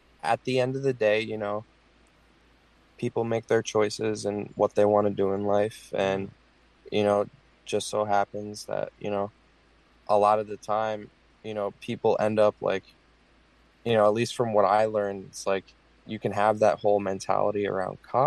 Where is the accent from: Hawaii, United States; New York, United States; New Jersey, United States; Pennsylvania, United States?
New Jersey, United States; Point Pleasant; now in Tampa, United States; originally, I'm from New Jersey, Point Pleasant. It's a really fucked up small town